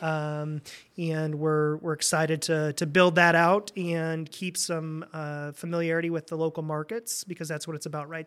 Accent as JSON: {"language": "English", "town": "Fort Wayne", "region": "Indiana", "country": "United States", "tie": "born or raised there", "also_born_or_lived": "Michigan", "moved": "as an adult", "lives_now": "Lansing, United States", "said": "was born and raised in Indiana. Uh, most people think I'm from Michigan 'cause I've been here for so long, but, uh, grew up in Fort Wayne"}